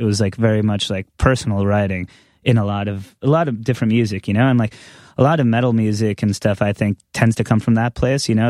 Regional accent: Long Island, New York, United States; growing up on Long Island

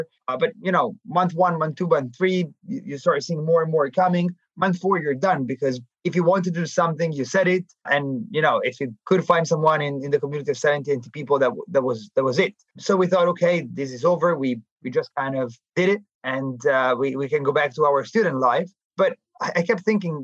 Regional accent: Milan, Lombardy, Italy; moved away as an adult; also born or lived in New York; I was born and raised in Milan

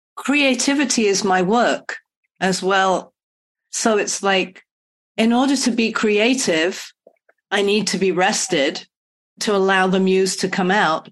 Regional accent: United Kingdom; now in California, United States; I'm British, so I should stop in England and see family

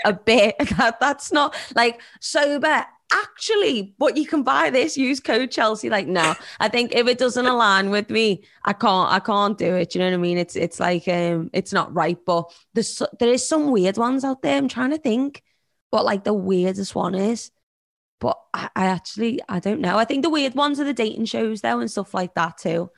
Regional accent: Liverpool, North West England, United Kingdom; accent: Scouse; I'm a Scouser from Liverpool

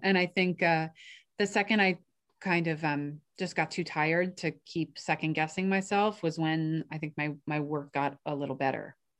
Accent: New York, United States; I grew up in New York

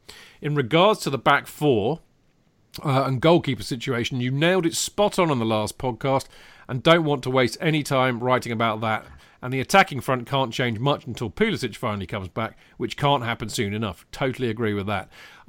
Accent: Orlando, Florida, United States; I am from Orlando, Florida in the States and only started supporting the Blues in 2010 since my family didn't grow up as huge football supporters.

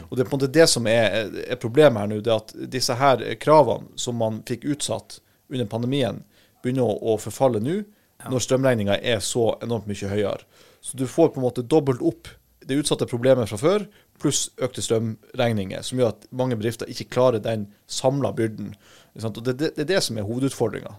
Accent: Harstad, Troms, Norway; jeg kommer fra Harstad i, i Troms og Finnmark

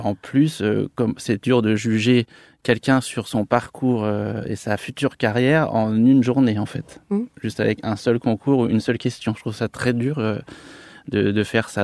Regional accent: Annecy, Auvergne-Rhône-Alpes, France; moved away as an adult; now in Paris, France; je viens de d'Annecy et de Haute-Savoie, c'est vrai qu'on a une culture gastronomique assez développée

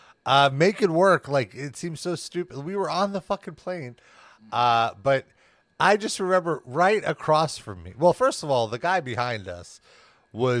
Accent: United States; being American

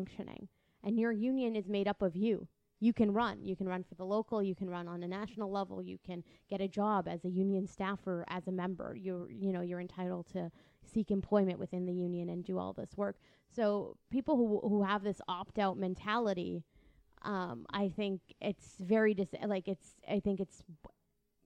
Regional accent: Windsor, Ontario, Canada; I'm from Windsor. It takes 30 minutes to get to Detroit

